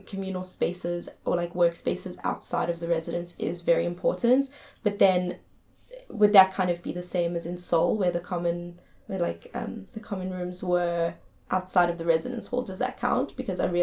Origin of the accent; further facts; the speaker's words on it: South Africa; moved away as an adult; as a South African